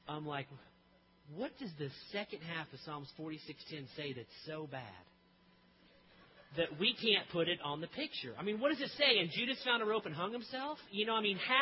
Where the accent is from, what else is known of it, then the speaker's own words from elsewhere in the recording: Tulsa, Oklahoma, United States; I grew up in Tulsa